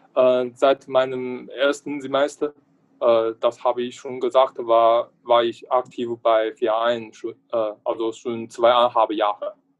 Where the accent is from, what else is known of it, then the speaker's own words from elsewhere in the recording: northern China, China; German is a second language; moved away as an adult; now in Braunschweig, Germany; komme aus China. Meine Heimatstadt liegt im Norden Chinas